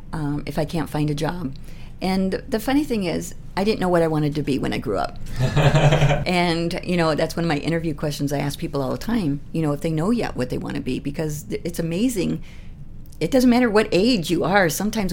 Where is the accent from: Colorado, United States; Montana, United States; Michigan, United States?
Michigan, United States; also born or lived in Richland, Washington / Seattle / North Carolina; now in Spokane, United States; I lived in Michigan. I grew up mostly in Michigan. I've lived in North Carolina. Mm-hmm. I was actually born in Richland, Washington.